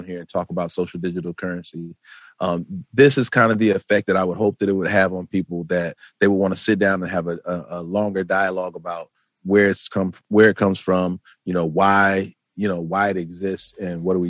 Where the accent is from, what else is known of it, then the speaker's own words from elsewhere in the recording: Flint, Michigan, United States; moved away as an adult; now in Atlanta, United States; I'm from Flint, Michigan